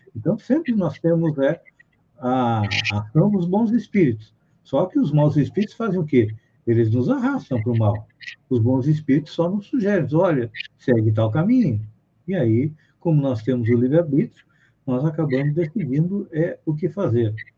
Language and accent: Portuguese; Bagé, Rio Grande do Sul, Brazil; sou gaúcho de Bagé